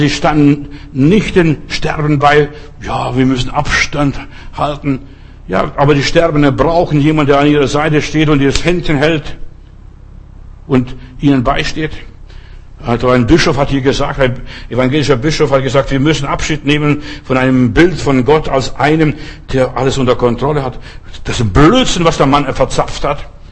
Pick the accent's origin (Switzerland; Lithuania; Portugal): Lithuania; bei uns in Litauen